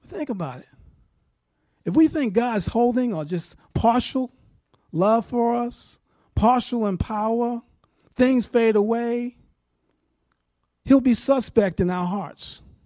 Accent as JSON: {"language": "English", "region": "New York", "country": "United States", "moved": "yes", "said": "I'm from New York."}